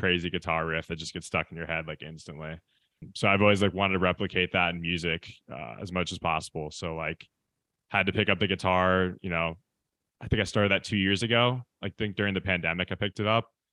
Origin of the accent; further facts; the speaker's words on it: Michigan, United States; now in Los Angeles, United States; I'm from the Midwest, I'm from Michigan